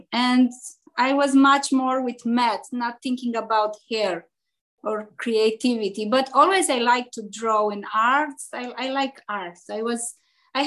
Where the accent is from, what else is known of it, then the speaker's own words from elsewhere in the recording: Transylvania, Romania; English is a second language; moved away as an adult; now in Chicago, United States; I'm from Europe, from Transylvania, from Romania, Transylvania. And in 1999, I emigrated in Chicago.